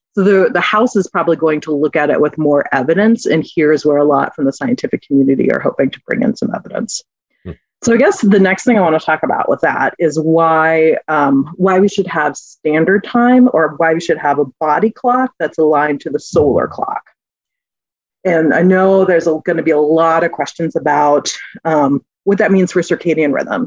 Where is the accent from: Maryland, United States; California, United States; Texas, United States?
Texas, United States; now in Minnesota, United States; I'm originally from Texas